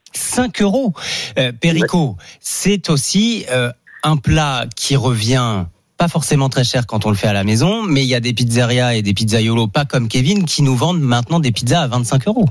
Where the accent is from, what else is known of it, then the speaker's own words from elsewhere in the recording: France; chez nous en France